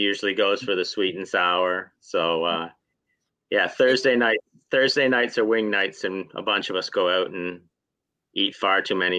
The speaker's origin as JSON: {"language": "English", "region": "Ontario", "country": "Canada", "also_born_or_lived": "Toronto, Ontario", "moved": "as an adult", "lives_now": "Nova Scotia, Canada", "said": "Yeah, I'm from Ontario. Okay. And I moved to Nova Scotia in 2004. I was a social worker in Toronto."}